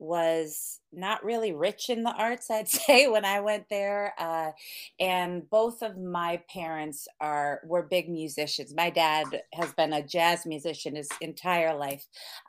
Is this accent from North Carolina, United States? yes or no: no; Connecticut, United States; Here, from Connecticut.